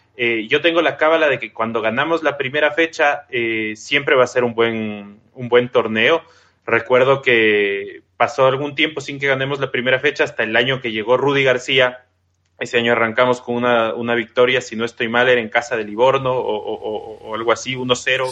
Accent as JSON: {"language": "Spanish", "country": "Ecuador", "said": "yo soy ecuatoriano"}